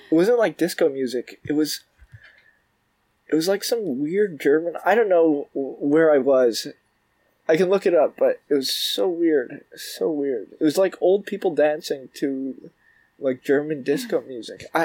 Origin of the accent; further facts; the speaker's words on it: Toronto, Ontario, Canada; moved away as an adult; now in New York, United States; I'm from, from Toronto. I'm Canadian.